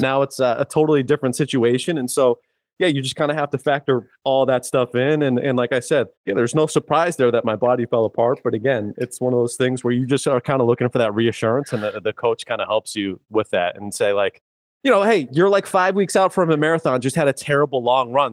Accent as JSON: {"language": "English", "town": "Worcester", "region": "Massachusetts", "country": "United States", "said": "I'm an Irish kid from Worcester"}